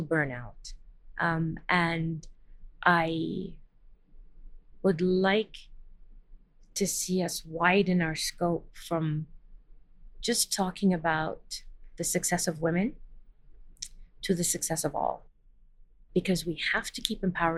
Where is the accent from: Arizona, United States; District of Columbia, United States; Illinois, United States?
District of Columbia, United States; Washington; moved away; I grew up in Washington, D.C.